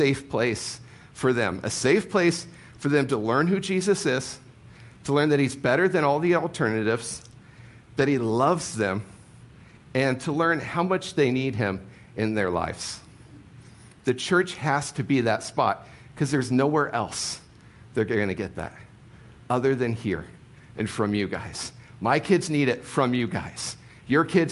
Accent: Ohio, United States; moved away; I grew up in Ohio

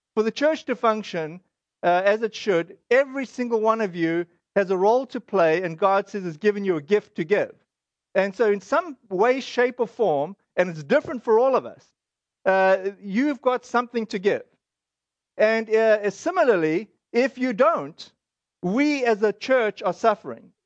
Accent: South Africa; now in United States; this is our South African, uh, heritage

